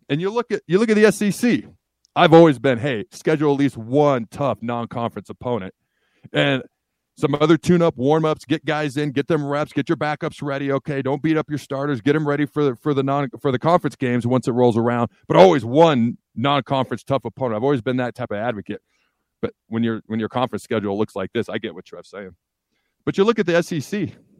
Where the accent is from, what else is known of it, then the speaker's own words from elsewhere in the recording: Washington, United States; also born or lived in Hastings, Nebraska; I was born in Hastings, but when I was three, I moved up to state of Washington, grew up state of Washington